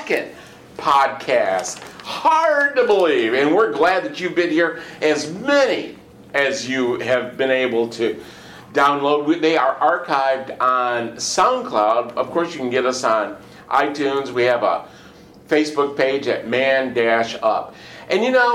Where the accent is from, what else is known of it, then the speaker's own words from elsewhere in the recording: Michigan, United States; now in Houston, United States; originally I'm from Michigan